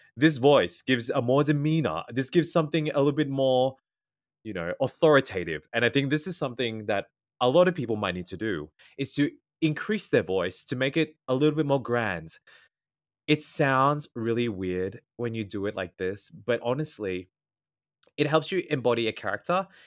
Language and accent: English; Australia; first language English; I am Australian and I am an English speaker, I speak rapid fast.